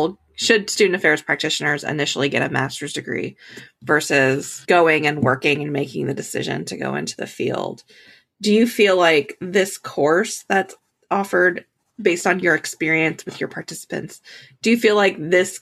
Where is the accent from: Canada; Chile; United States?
United States; Pennsylvania; I'm from Pennsylvania